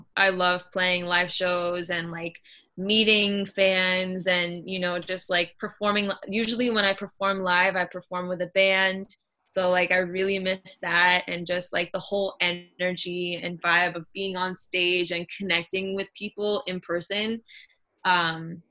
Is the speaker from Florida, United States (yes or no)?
yes; Miami, Florida, United States; the American Airlines Arena in Miami, that would, you know, in my hometown